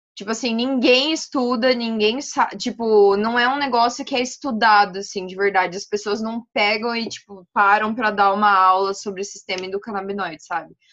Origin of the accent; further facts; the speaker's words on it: Maringá, Paraná, Brazil; moved away as an adult; now in Francisco Beltrão, Brazil; eu sou de Maringá, no Paraná também. Nasci, criada, morei lá até fazer faculdade